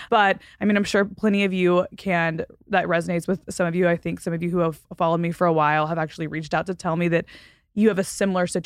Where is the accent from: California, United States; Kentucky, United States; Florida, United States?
Florida, United States; Panama City; born there; So, a little backstory I was born on Tyndall Air Force Base in Panama City, Florida.